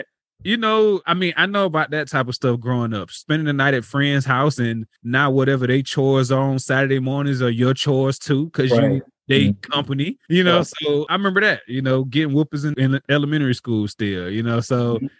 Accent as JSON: {"language": "English", "region": "Florida", "country": "United States", "tie": "born or raised there", "said": "I mean, I feel like, you know, during the time I was growing up, man, even though it probably didn't feel like it was dope"}